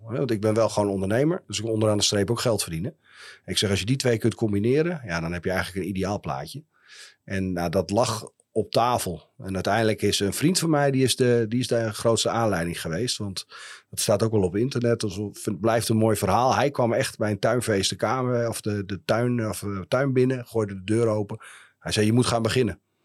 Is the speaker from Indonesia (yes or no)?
no; Heerenveen, Friesland, Netherlands; also born or lived in Leeuwarden / Groningen; Ja, ik ben een echte Fries. Dus en eh, sterker nog, ik ben, eh, eh, ik ben geboren in Leeuwarden. Ik ben opgegroeid in Heerenveen.